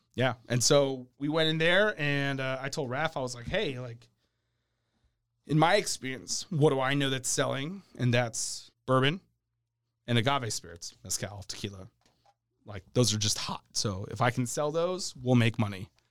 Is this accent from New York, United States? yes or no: yes; New York City, New York, United States; also born or lived in New Jersey; now in Sacramento, United States; I'm Italian. I grew up in New York City.